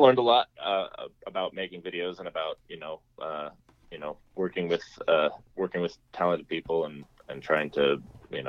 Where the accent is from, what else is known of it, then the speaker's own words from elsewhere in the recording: near Monterey, California, United States; my hometown, which is near Monterey, California